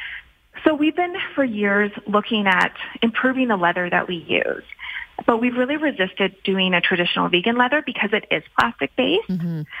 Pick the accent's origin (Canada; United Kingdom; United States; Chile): Canada; also born or lived in Alberta; we're Canadian